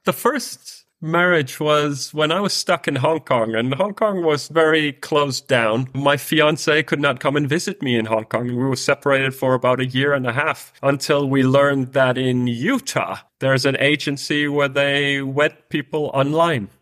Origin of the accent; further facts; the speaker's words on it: Denmark; I'm from Denmark, which is a, one of the Nordic countries